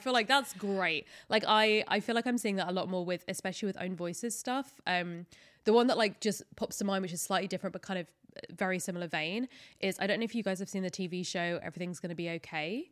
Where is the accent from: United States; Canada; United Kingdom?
United Kingdom; especially as a British person